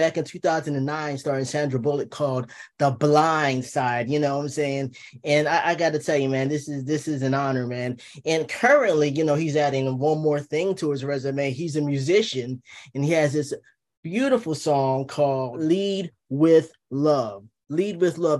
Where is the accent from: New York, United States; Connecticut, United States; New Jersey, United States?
New Jersey, United States; I'm a Jersey boy